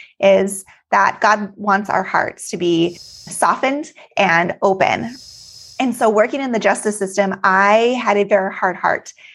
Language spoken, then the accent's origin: English; Alaska, United States; moved away as an adult; now in Texas, United States; I was born and raised in Alaska, but moved to Texas